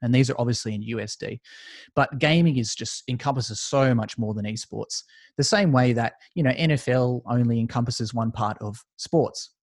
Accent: Australia; judging by my accent, you could probably tell I'm from Australia.

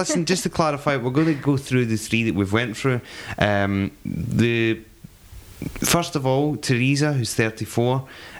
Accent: Scotland, United Kingdom; accent: Scottish; I hope you can understand my Scottish accent okay.

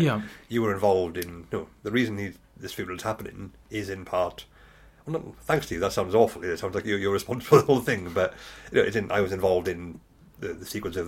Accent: Wales, United Kingdom; I grew up in Magnan Valley just as the mines were shut down and I lived in the pub.

